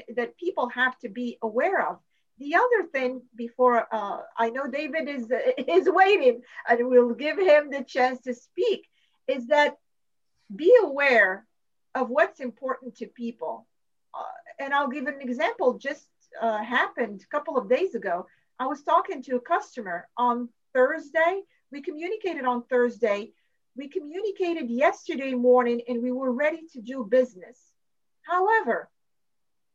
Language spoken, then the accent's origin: English; Morocco; now in United States; I am from Morocco.